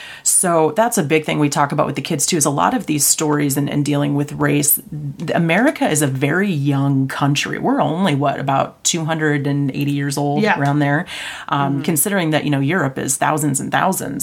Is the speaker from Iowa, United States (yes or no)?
yes; central Iowa, United States; I think it's because I'm from Iowa. Yeah. I'm from central Iowa.